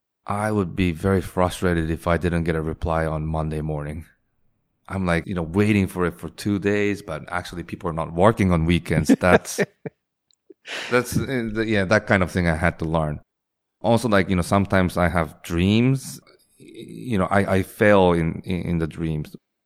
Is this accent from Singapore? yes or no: yes; Singapore; In my case, I grew up in Singapore and, you know, went to international school where the education style was exact opposite of the Japanese style.